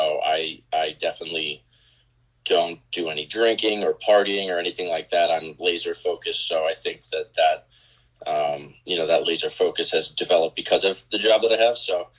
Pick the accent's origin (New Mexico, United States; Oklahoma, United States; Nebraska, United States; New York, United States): New York, United States; Sayville; also born or lived in Louisiana; born and raised in Long Island, Suffolk County. Grew up in Sayville, out east, until high school.